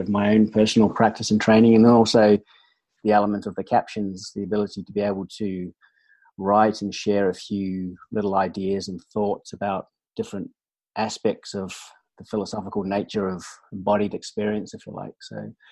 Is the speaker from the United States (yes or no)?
no; New Zealand; moved away as an adult; I grew up in New Zealand and sort of had a very active sort of outdoor sporting based upbringing